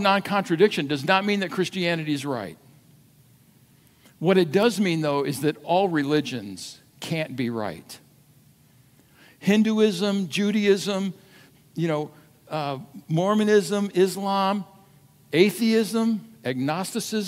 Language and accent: English; United States; as an American